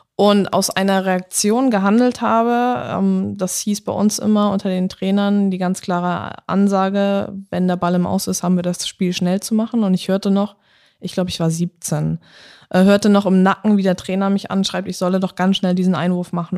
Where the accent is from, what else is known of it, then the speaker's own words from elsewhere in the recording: Germany; also born or lived in England; ich bin aus Deutschland.